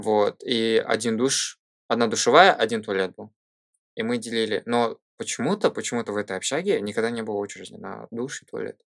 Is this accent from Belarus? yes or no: no; Shymkent, Turkistan Region, Kazakhstan; moved away as an adult; also born or lived in Coventry, United Kingdom; я из Казахстана